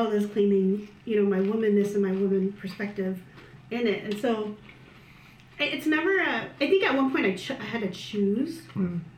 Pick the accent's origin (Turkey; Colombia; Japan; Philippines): Philippines; so it's it, it's frustrating to me as a Filipino because I want to be proud of my people